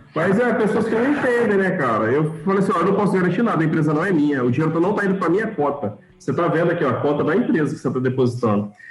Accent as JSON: {"language": "Portuguese", "region": "Espírito Santo", "country": "Brazil", "said": "sou capixaba, é, moro no interior do estado"}